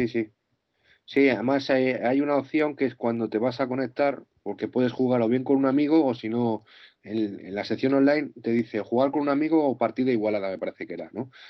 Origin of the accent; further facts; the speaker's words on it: Madrid, Community of Madrid, Spain; soy de Madrid